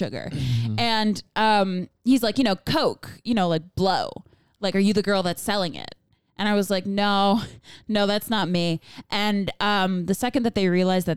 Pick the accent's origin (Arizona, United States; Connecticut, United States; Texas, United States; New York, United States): New York, United States; Long Island; I'm from Long Island. And they're like, oh, where are you from in Long Island? And I was like, the Five Towns